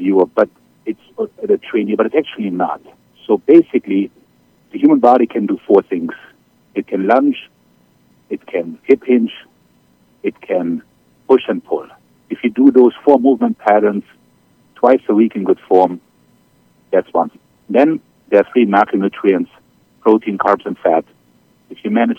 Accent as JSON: {"language": "English", "country": "Germany", "accent": "German", "second_language": "English", "moved": "as an adult", "lives_now": "New York, United States", "said": "as you can tell by my accent, I'm originally from Germany. I came here to the States 25 years ago on a swimming scholarship"}